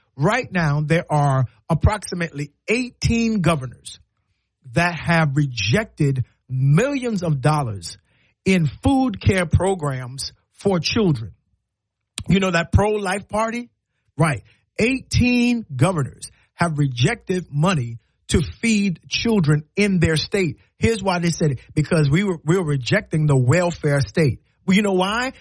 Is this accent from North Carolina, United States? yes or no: no; South Carolina, United States; now in Alabama, United States; I'm from South Carolina